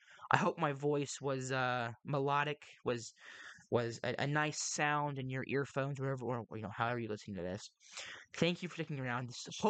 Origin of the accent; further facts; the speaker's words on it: Texas, United States; I am not the best at English at times. And I'm from Texas.